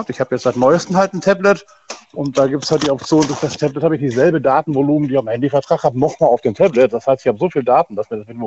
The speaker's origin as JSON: {"language": "German", "region": "Rhineland-Palatinate", "country": "Germany", "said": "aus Achso. Westerwald und bin aber gerade auch in Siegburg angekommen."}